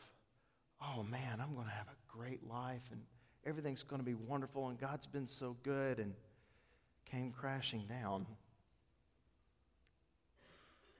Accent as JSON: {"language": "English", "region": "East Tennessee", "country": "United States", "also_born_or_lived": "Clinton, Mississippi / Indianola, Mississippi", "moved": "as an adult", "said": "I am from East Tennessee. My family lives in the foothills of the Smokies, and I moved to Indianola"}